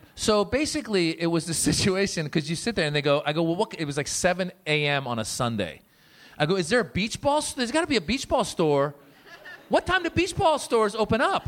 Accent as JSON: {"language": "English", "region": "Northern California", "country": "United States", "tie": "born or raised there", "also_born_or_lived": "Iran", "lives_now": "Los Angeles, United States"}